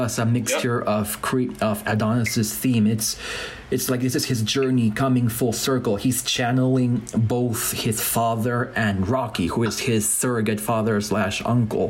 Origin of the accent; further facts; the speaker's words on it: Argentina; growing up in Argentina